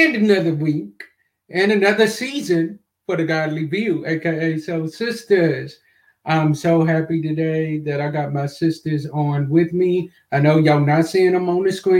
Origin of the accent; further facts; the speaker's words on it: Kentucky, United States; my hometown, Kentucky